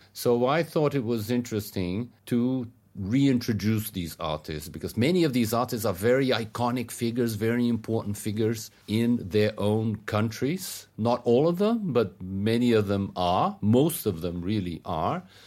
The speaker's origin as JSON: {"language": "English", "country": "Brazil", "said": "where I come from in Brazil and Latin America"}